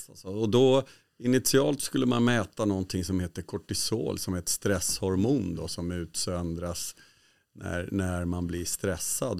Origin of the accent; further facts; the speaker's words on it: Sweden; som svensk